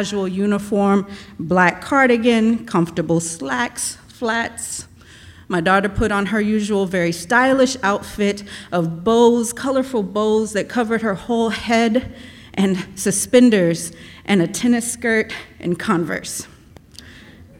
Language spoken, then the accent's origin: English; Austin, Texas, United States; also born or lived in East St. Louis, Illinois; I moved to Austin from East St. Louis in the early 80s with my mom. I was 4 years old